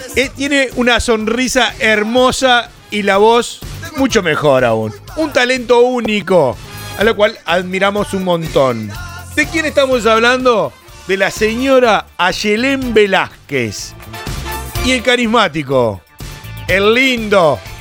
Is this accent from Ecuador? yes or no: no; Uruguay; nuestro Uruguay